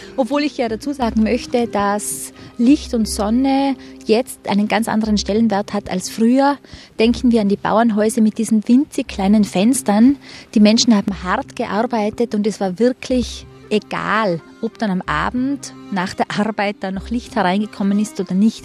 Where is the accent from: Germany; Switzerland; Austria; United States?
Austria; Tyrol; accent: Tyrolean; wir sind Tiroler, aber der Dialekt ist sehr ähnlich